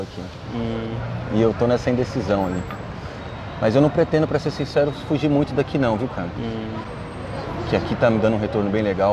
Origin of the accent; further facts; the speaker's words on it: Brazil; eu sou brasileiro mesmo, com orgulho